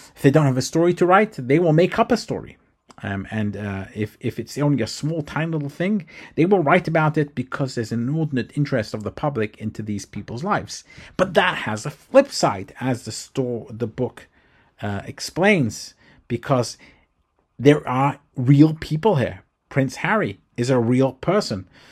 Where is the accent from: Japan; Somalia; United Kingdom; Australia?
United Kingdom; London; moved away as an adult; now in United States; I am British, or was brought up in London, England